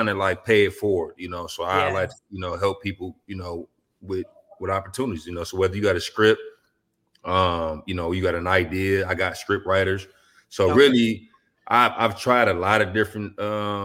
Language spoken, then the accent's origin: English; Detroit, Michigan, United States; growing up in Detroit, you know, we like the land of the hustlers